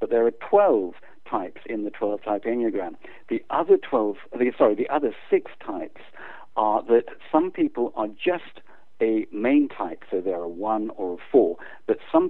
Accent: South Africa; moved away as an adult; also born or lived in England / United States; now in United Kingdom; my parents took us out to South Africa when I was 8. So I unfortunately grew up under apartheid regime

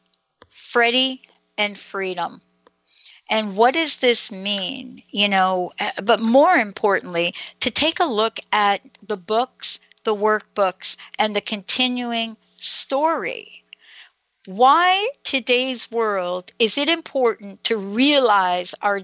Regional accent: New York City, New York, United States; I'm a girl from New York City

